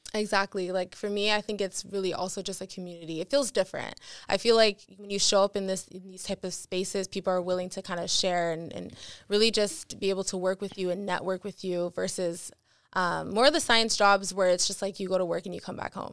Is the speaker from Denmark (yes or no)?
no; Montreal, Quebec, Canada; moved away as an adult; now in Toronto, Canada; born and raised in Montreal